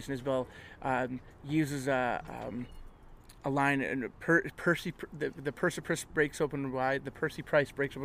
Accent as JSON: {"language": "English", "region": "Manitoba", "country": "Canada", "said": "this is a story from where I come from"}